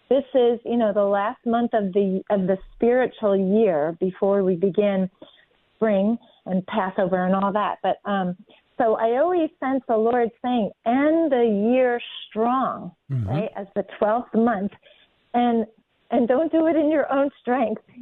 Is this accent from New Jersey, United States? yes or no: yes; New Jersey, United States; I'm from New Jersey